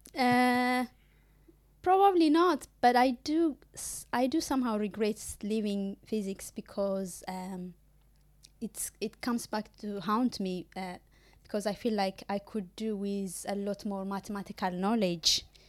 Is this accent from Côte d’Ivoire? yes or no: no; Ethiopia; moved away as an adult; When I did my undergrad back home in Ethiopia